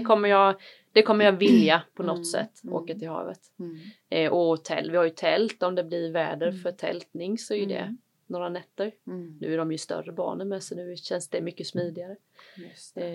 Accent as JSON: {"language": "Swedish", "town": "Varberg", "region": "Halland County", "country": "Sweden", "tie": "born or raised there", "also_born_or_lived": "Malmö", "moved": "yes", "said": "jag är ju uppväxt i, i Varberg"}